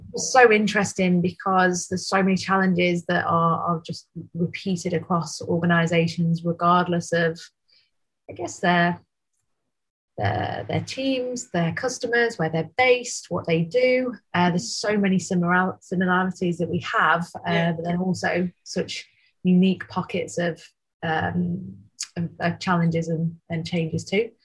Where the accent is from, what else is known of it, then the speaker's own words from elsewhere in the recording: Manchester, North West England, United Kingdom; Manchester born and bred